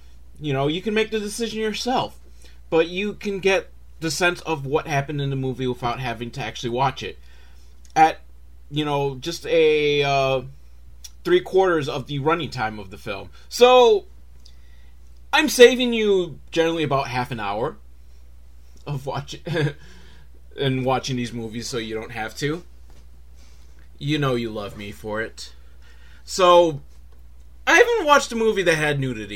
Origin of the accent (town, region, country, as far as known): Buffalo, New York, United States; born or raised there